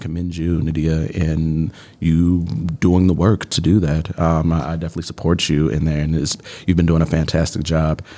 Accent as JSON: {"language": "English", "town": "Chicago", "region": "Illinois", "country": "United States", "moved": "as an adult", "lives_now": "Milwaukee, United States", "said": "I am originally from Chicago, Southside, Bronzeville, represent"}